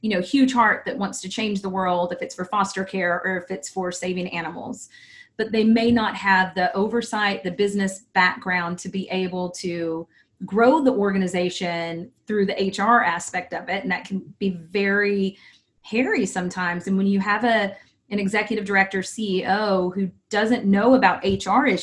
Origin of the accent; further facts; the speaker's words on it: Texas, United States; I'm from Texas